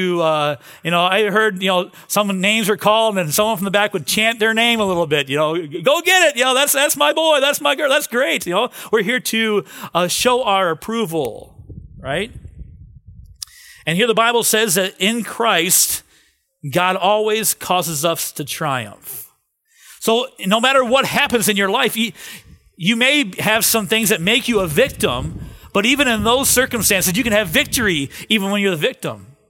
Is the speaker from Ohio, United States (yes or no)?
yes; Cleveland, Ohio, United States; moved away; I grew up in Cleveland